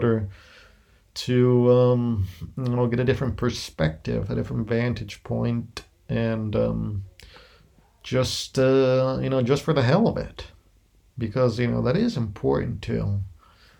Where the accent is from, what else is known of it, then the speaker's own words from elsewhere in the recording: United States; moved away as an adult; now in Spain; my background as an American living abroad. Though I am perhaps closer now to Greece, as I'm living in Spain